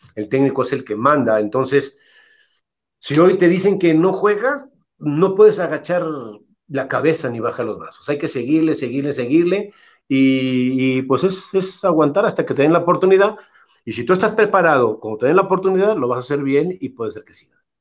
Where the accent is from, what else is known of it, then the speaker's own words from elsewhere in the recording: Irapuato, Guanajuato, Mexico; Irapuato, que es mi pueblo